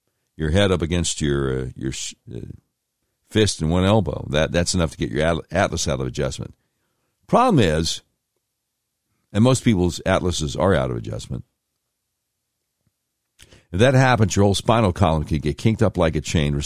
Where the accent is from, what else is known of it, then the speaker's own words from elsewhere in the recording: Virginia, United States; I was born in Virginia